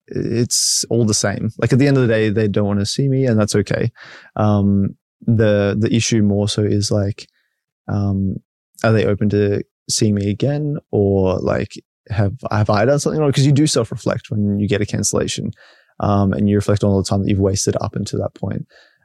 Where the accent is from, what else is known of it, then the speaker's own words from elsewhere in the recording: Brisbane, Queensland, Australia; I am from Brisbane.